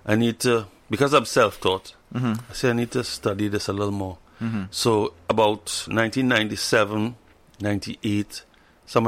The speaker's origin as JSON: {"language": "English", "country": "Trinidad & Tobago", "said": "I'm from Trinidad and Tobago, and we play calypso"}